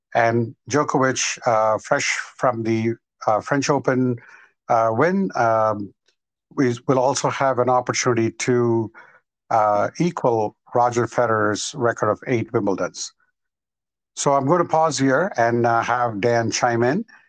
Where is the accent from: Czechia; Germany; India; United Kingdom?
India; moved away; I grew up in India till about right. 1993